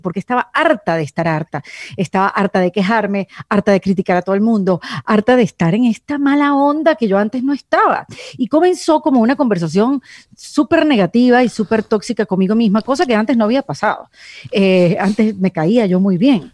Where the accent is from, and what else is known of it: Venezuela; now in Miami, United States